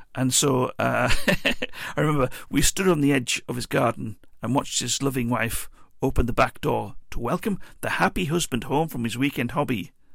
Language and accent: English; Teesside, North East England, United Kingdom; we're from Teesside.